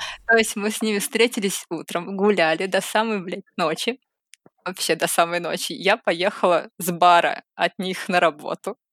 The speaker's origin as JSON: {"language": "Russian", "region": "Saint Petersburg", "country": "Russia", "moved": "as an adult", "lives_now": "Moscow Oblast, Russia", "said": "я из Питера, но сейчас я живу в Подмосковье"}